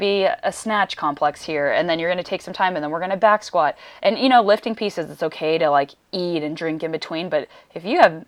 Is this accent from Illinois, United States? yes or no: no; Redondo Beach, California, United States; I'm from Redondo